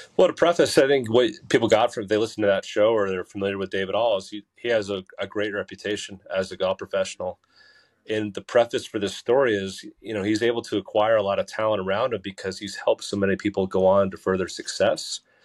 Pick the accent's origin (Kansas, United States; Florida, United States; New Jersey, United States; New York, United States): New Jersey, United States; Basking Ridge; I grew up in Baskin Ridge in the shadow of Far Hills